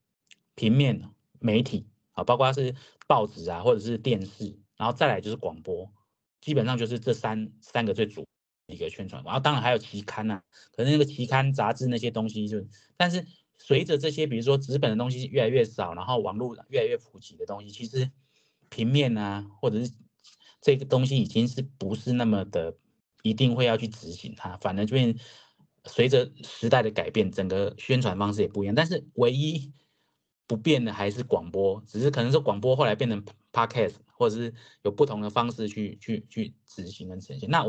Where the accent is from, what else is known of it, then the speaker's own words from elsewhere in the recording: Changhua County, Taiwan; also born or lived in Taipei; now in Kaohsiung, Taiwan; 我是彰化人。